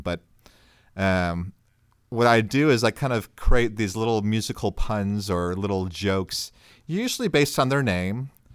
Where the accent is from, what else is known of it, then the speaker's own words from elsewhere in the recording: Chicago, Illinois, United States; moved away; I actually grew up in Chicago